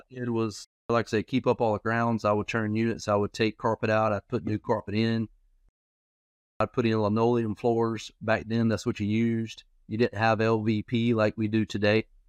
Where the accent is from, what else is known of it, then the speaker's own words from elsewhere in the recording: Florence, South Carolina, United States; I'm actually from Florence, South Carolina